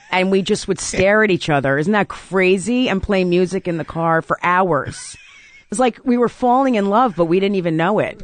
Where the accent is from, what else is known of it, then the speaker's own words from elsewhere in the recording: South Orange, New Jersey, United States; I grew up in South Orange, New Jersey